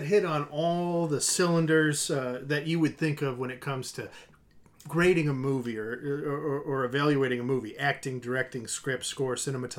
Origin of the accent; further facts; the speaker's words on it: Chicago, Illinois, United States; We're from Chicago.